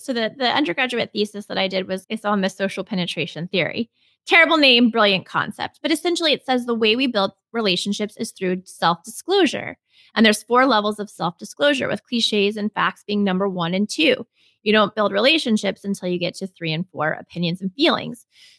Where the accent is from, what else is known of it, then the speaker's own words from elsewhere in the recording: Texas, United States; well, I'm from Texas and I'm always searching for the best Tex-Mex.